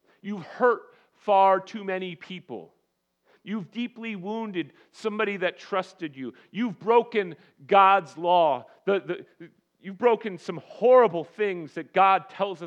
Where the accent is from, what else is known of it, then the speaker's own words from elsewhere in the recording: United States; as American Christians